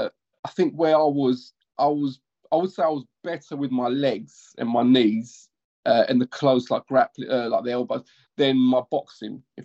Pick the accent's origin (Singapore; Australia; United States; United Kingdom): United Kingdom; London; So I always lived in East London. I grew up in East London.